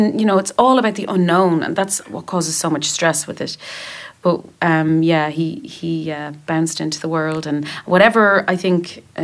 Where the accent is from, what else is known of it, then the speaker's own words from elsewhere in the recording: Dublin, Leinster, Ireland; we're in Dublin, in my hometown.